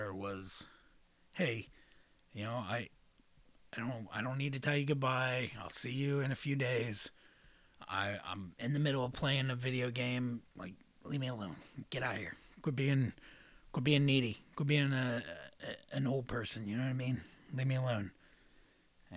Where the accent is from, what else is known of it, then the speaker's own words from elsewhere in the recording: Southeast Ohio, United States; I grew up in Southeast Ohio.